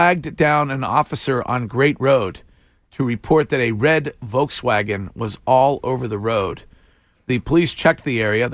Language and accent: English; Stow, Massachusetts, United States; the fellow citizens of my hometown, Stow, Massachusetts